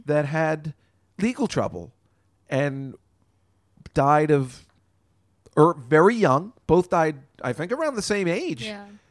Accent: New Jersey, United States; if you're a young boy growing up in Jersey

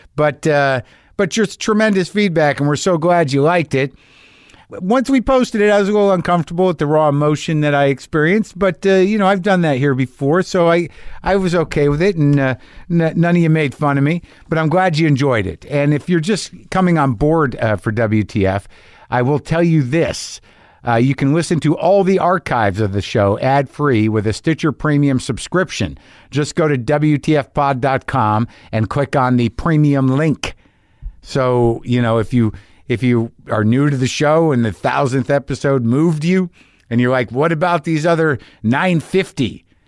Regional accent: New Mexico, United States; I grew up in New Mexico

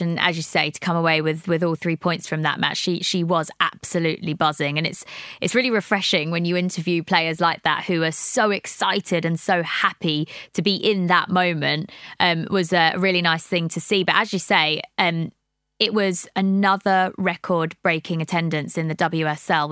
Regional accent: Brighton, South East England, United Kingdom; moved away as an adult; now in London, United Kingdom; I'm not originally from London. I'm from Brighton.

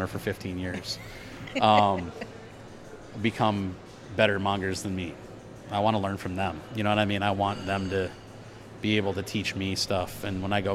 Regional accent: South Dakota, United States; I'm this dude from South Dakota.

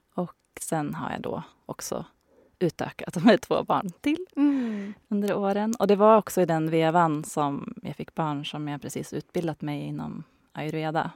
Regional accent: Hälsingland, Gävleborg County, Sweden; moved away as an adult; also born or lived in Stockholm; now in Bollnäs, Sweden; Jag är uppvuxen i Hälsingland.

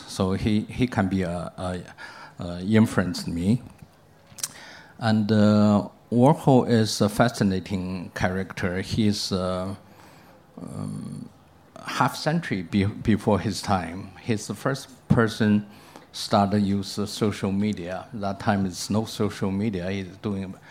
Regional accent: China; moved away as an adult; also born or lived in New York; I come back to China

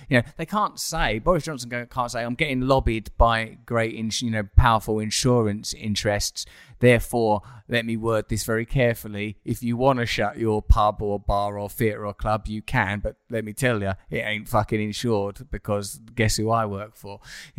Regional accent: United Kingdom; I don't know if it's just because I'm from the United Kingdom

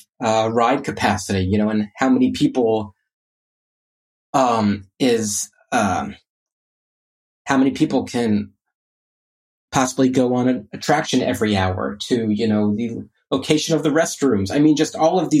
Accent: Orlando, Florida, United States; I grew up in Orlando

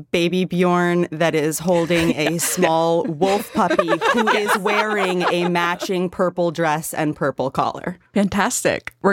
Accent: Maine, United States; I'm from Maine.

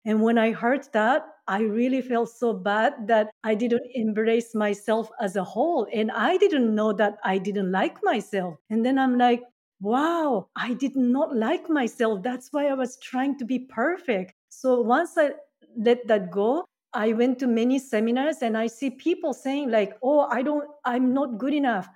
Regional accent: Japan; English is a second language; moved away as an adult; also born or lived in Seattle, United States / Mexico; now in Canada; I'm originally from Japan.

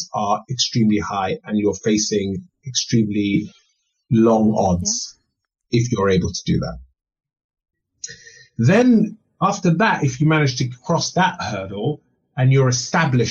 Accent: London, United Kingdom; also born or lived in Kenya; growing up in Northwest London

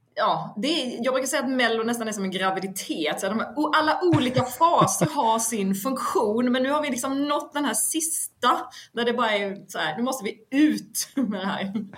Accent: Vetlanda, Jönköping County, Sweden; jag är ju från Vetlanda

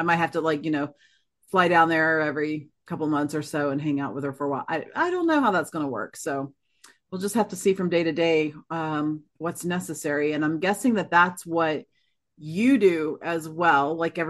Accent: Florida, United States; moved away; I grew up in Florida

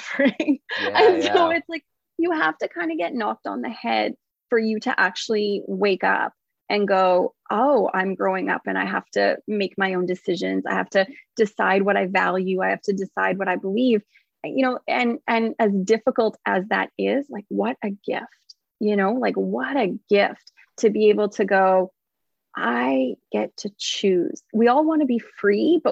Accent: Canada; I'm not from America, I'm from Canada

